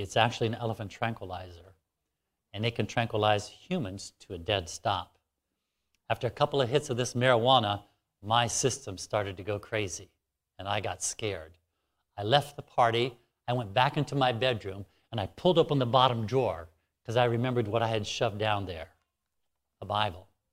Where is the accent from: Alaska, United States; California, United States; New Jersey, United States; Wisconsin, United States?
Alaska, United States; it's much warmer here than where I'm from. I'm from Alaska.